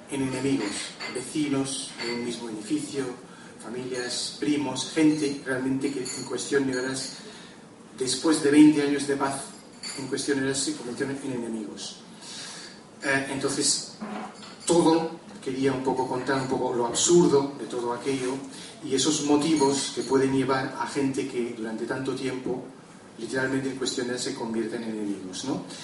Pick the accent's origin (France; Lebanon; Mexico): Lebanon; born there; sabéis que yo nací en el Líbano, que es un país que últimamente en los últimos tiempos ha habido muchísimos conflictos y muchas guerras